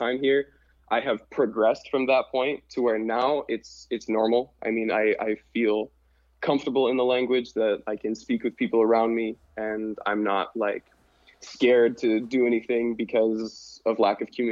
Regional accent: Butte, Montana, United States; moved away as an adult; now in Cairo, Egypt; So I was born and raised in Butte, lived in Butte, Montana my whole life

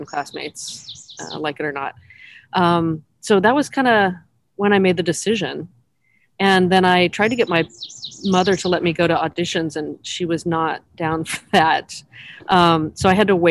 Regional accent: California, United States; also born or lived in Oregon / Pasadena / Bay Area; I've been raised in California

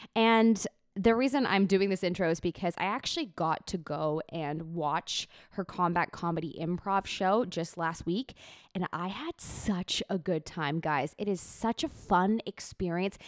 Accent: Toronto, Ontario, Canada; also born or lived in Ajax; I was born in Toronto

